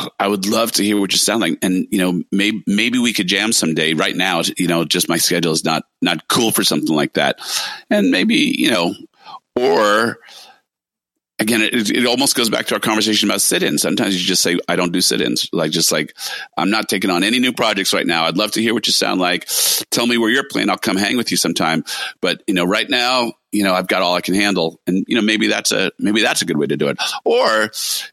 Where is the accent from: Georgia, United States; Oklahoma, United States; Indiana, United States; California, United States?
California, United States; also born or lived in New York; a Californian most of my life